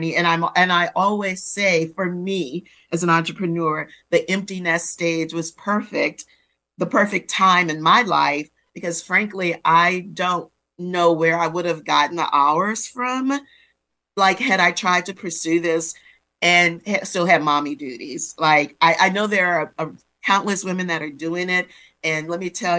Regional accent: New Orleans, Louisiana, United States; I'm a girl of the Gulf Coast, born and raised in New Orleans.

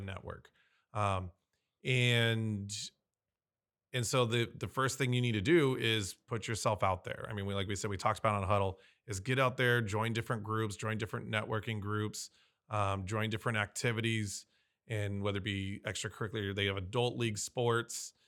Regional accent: San Diego, California, United States; I was born and raised here in San Diego

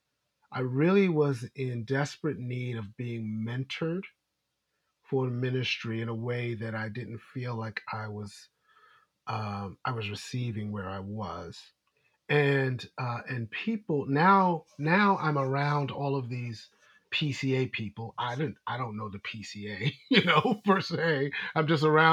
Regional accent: New York City, New York, United States; moved away as an adult; also born or lived in Maryland; now in Washington, D.C., United States; I grew up in United Methodist Church in Brooklyn, New York

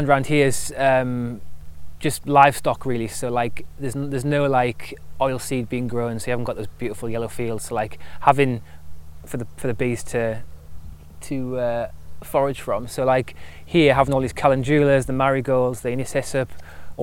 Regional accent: Newcastle upon Tyne, North East England, United Kingdom; accent: Geordie; now in Oldstead, United Kingdom; my Geordie accent

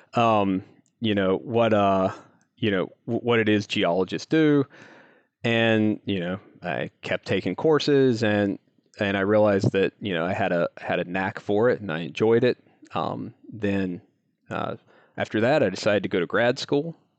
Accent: North Carolina, United States; I grew up in a little town in North Carolina, um, kind of in the, uh, in the foothills area

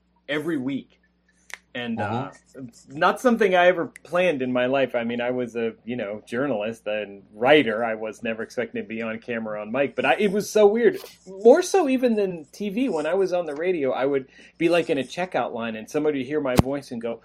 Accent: Ohio, United States; moved away as an adult; also born or lived in Kent State University, Ohio / Rockford, Illinois; now in near Janesville, United States; I'm from Ohio

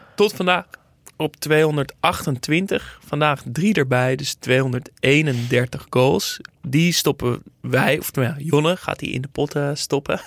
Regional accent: Netherlands; als Nederlander

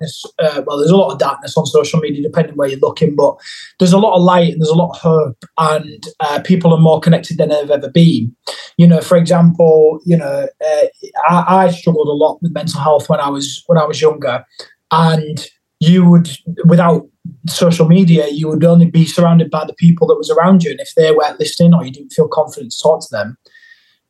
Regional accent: Hull, Yorkshire and the Humber, United Kingdom; moved away; in Hull in my hometown

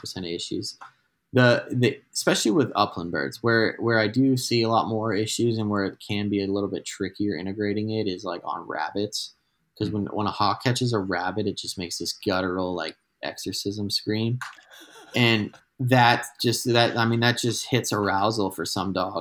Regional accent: New England, United States; now in Albuquerque, United States; I'm from New England

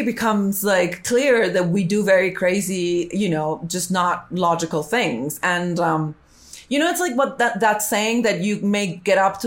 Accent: Colombia; I'm Hispanic and I speak Spanish and I'm from Colombia

